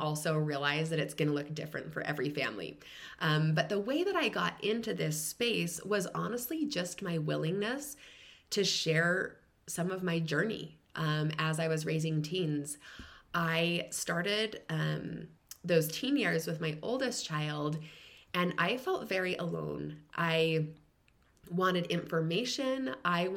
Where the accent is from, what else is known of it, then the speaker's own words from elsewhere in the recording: Utah, United States; moved away as an adult; also born or lived in California / Washington, D.C. / Michigan / Arizona; I grew up in Utah